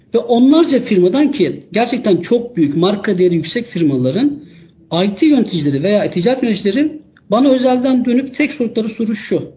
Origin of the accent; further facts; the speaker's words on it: Istanbul, Turkey; 1980 İstanbul doğumluyum.